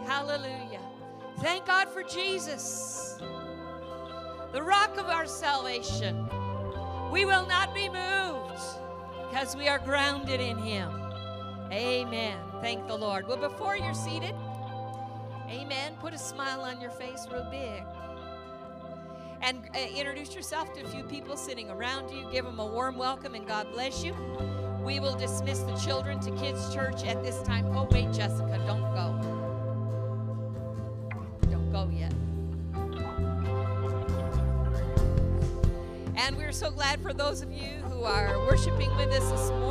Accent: Michigan, United States; now in Orange County, California, United States; I'm from Michigan

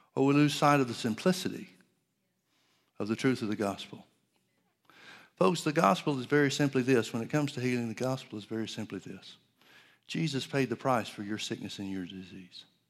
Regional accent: Center Point, Alabama, United States; I grew up in Alabama in the, uh, northeast part of, uh, well, outside of Birmingham to the northeast.

